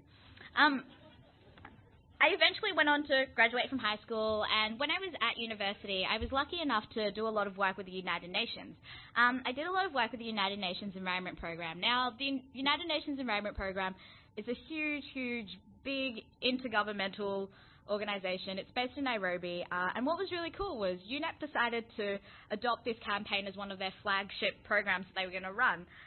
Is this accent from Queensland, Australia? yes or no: no; Melbourne, Victoria, Australia; where I grew up in West Footscray